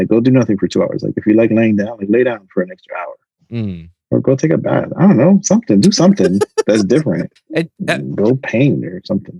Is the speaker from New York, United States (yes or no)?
yes; New York, United States; I moved to Miami because I came from New York.